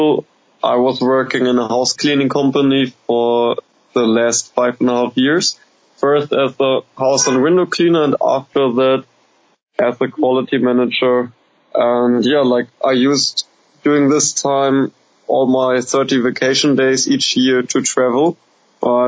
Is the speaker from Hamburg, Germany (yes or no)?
yes; Hamburg, Germany; I'm from Hamburg, the second biggest city in the north of Germany.